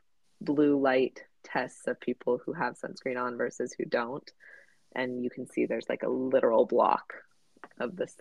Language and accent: English; Southern California, United States; I grew up in Southern California, going to the beach